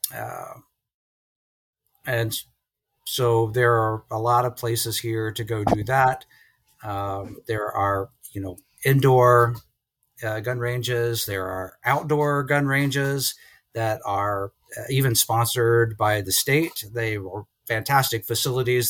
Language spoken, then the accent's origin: English; Lynchburg, Virginia, United States; moved away as an adult; also born or lived in Columbus, Ohio / Cleveland area, Ohio; now in Morgantown, United States; I'm from Lynchburg, Virginia